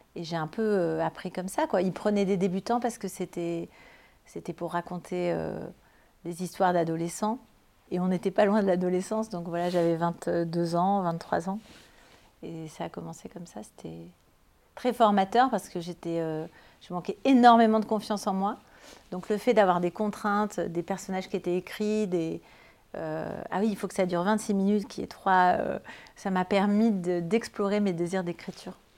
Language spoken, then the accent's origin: French; Toulouse, Occitania, France; qui est à Toulouse, à la fac du Mirail, à côté de là où j'ai grandi